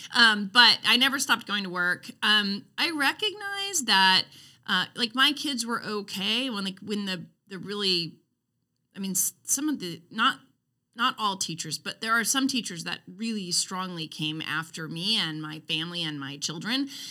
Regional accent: Roseburg, Oregon, United States; moved away; I grew up in Roseburg. I went to Roseburg High School.

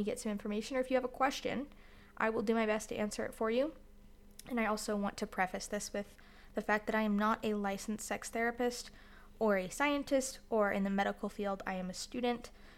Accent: Florida, United States; now in Utah, United States; I live in Utah right now, but I'm from Florida

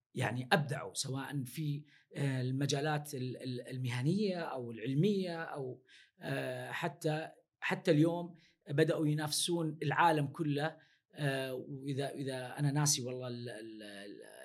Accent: Saudi Arabia; عندنا في السعودية

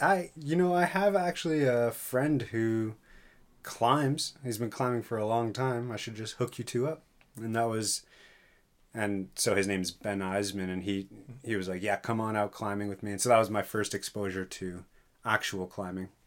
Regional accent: York Region, Southern Ontario, Canada; moved away as an adult; now in Thunder Bay, Canada; I'm from Southern Ontario, uh, just north of Toronto, York Region

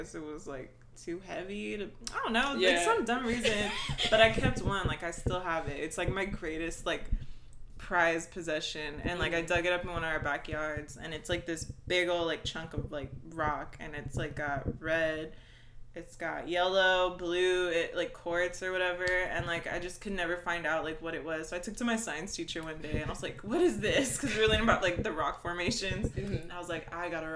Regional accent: Austin, Texas, United States; also born or lived in El Paso, Texas; I moved here with my family like when I was 10, and then pretty much spent like, grew up here

